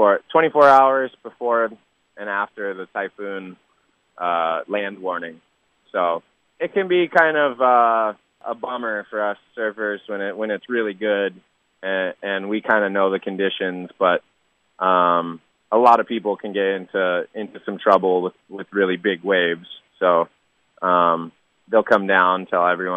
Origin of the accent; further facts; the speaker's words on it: California, United States; growing up in California